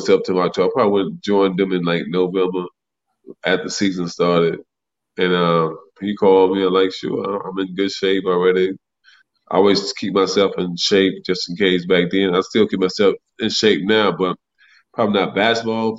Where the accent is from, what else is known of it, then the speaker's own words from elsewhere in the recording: Cleveland, Ohio, United States; when I was a kid growing up in Cleveland